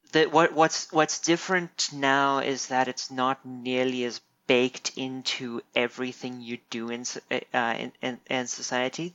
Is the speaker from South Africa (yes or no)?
yes; South Africa; moved away as an adult; now in United States; I'm I'm a South African.